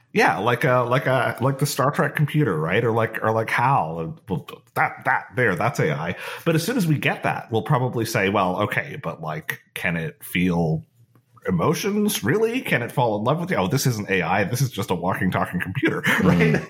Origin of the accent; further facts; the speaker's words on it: Canada; being Canadian